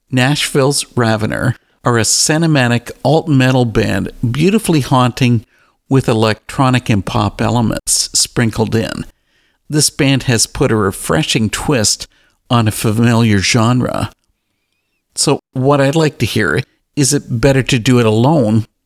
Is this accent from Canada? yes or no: yes; Canada; Okay, now I'm Canadian.